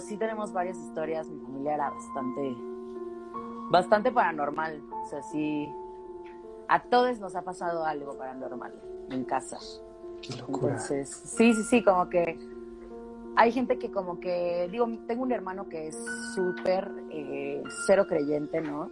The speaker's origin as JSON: {"language": "Spanish", "town": "Guadalajara", "region": "Jalisco", "country": "Mexico", "said": "yo soy de Guadalajara"}